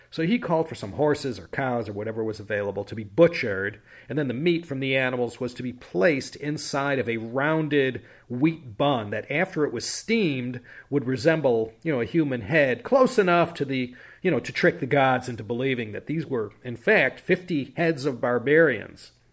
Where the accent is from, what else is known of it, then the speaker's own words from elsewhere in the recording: Chicago, Illinois, United States; now in Claremont, United States; having grown up in Chicago